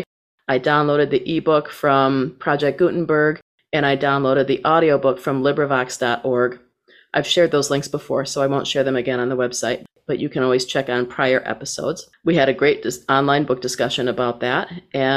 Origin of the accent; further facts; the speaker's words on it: Saginaw, Michigan, United States; my hometown of Saginaw, Michigan